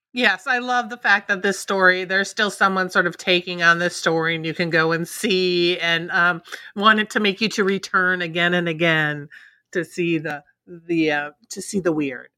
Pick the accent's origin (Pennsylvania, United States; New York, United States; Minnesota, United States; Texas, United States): Minnesota, United States; I grew up in Minnesota, so this one is close to home for me